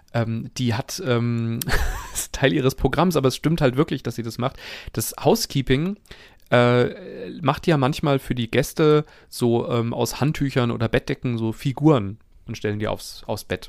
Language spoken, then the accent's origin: German; Langen, Hesse, Germany; moved away; meine alte Heimatstadt Langen